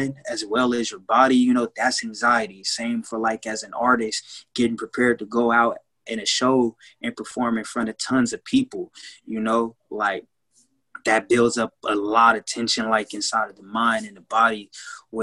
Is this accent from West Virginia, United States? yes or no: no; Kansas City, Missouri, United States; from Kansas City, Missouri as well